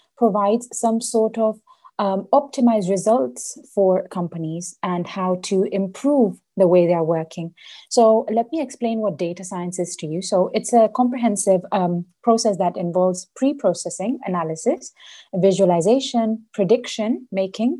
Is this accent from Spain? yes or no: yes; Las Palmas, Canary Islands, Spain; moved away as an adult; also born or lived in India (ancestry); now in London, United Kingdom; I was born in London. And I was only 3 months old when I was brought to the Canary Islands, specifically Las Palmas. And I've stayed here all my life up until 19 years old.